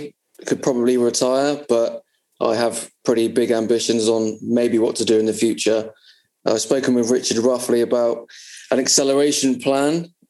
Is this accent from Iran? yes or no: no; Bournemouth, South West England, United Kingdom; I'm age 30 from Bournemouth.